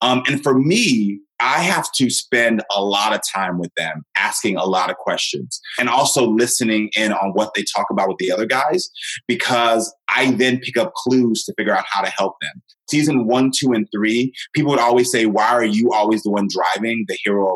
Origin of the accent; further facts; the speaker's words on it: Houston, Texas, United States; moved away; I'm from Texas. And so Houston